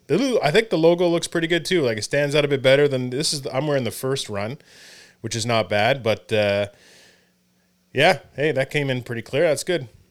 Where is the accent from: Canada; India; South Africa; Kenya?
Canada; moved away as an adult; also born or lived in Hamilton, New York (Colgate University); being a Canadian